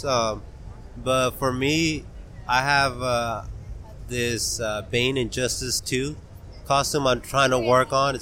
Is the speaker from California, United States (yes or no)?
yes; Merced, California, United States; I'm from Merced